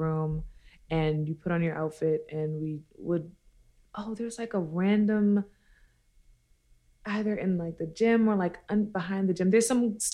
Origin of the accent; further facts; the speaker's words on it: New York City, New York, United States; also born or lived in Brooklyn, New York; I'm from Queens, New York